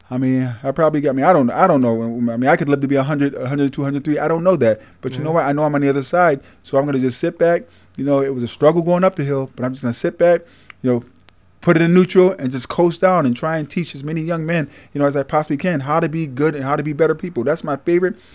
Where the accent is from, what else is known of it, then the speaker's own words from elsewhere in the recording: Syracuse, New York, United States; Born and raised in Syracuse. All right. City of Syracuse